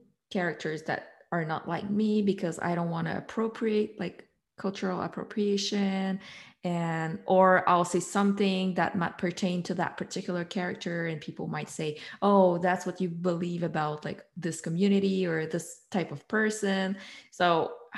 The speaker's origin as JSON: {"language": "English", "country": "Canada", "said": "I'm white, I'm from Canada"}